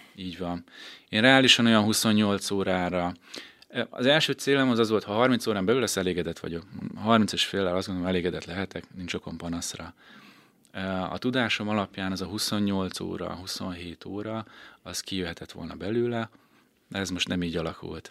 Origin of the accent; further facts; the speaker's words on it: Békéscsaba, Békés, Hungary; also born or lived in Szeged; én Békés Csabán születtem, Békés Csabán éltem